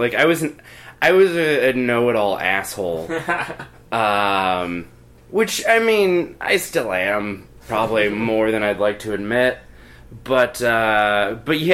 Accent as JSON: {"language": "English", "town": "Sturgis", "region": "South Dakota", "country": "United States", "tie": "born or raised there", "said": "I'm from Sturgis, South Dakota"}